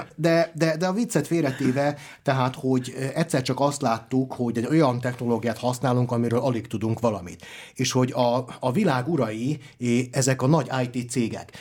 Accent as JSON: {"language": "Hungarian", "town": "Zrenjanin", "region": "Vojvodina", "country": "Serbia", "moved": "yes", "said": "Én határon túli magyarként, ugye délvidéki nagybecskerekiként"}